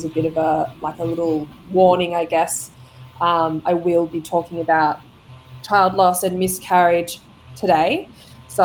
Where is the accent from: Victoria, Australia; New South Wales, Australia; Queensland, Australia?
Queensland, Australia; Gold Coast; also born or lived in Sydney; now in Lennox Head, Australia; I moved to Sydney for about 10 years before coming back this way, originally living on the Gold Coast, so it's nice to be back. Yeah, back closer to home.